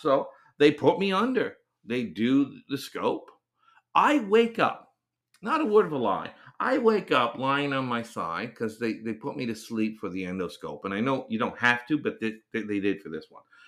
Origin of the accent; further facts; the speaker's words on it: Canada; also born or lived in Korea; I am Canadian. Uh, this podcast is coming from Canada.